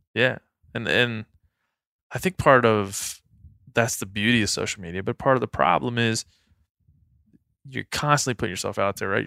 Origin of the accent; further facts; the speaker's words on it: Maryland, United States; moved away; my hometown back in Maryland